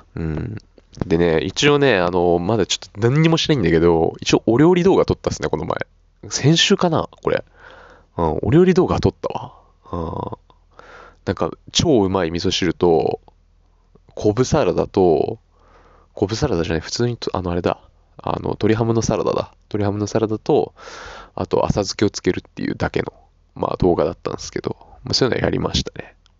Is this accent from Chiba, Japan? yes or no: yes; Chiba, Japan; now in Suita, Japan; 俺の地元は時計だ。よ、わかるかこの名前。よ。千葉、千葉だぜ。ああ外房線。